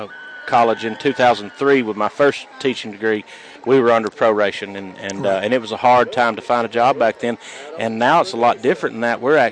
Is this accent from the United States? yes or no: yes; Boaz, Alabama, United States; I came from Boaz High School. I've been there for about 15 years, and I graduated from there in 98, and I've been teaching there for around 15 years.